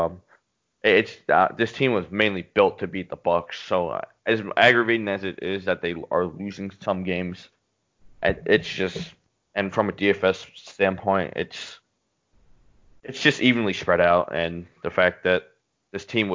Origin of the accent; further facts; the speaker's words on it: Philadelphia, Pennsylvania, United States; rooting on my hometown